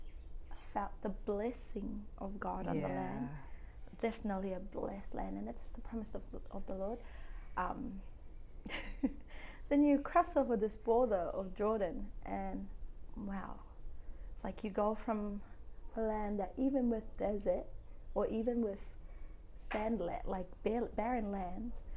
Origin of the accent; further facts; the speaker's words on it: Cook Islands; The Cook Islands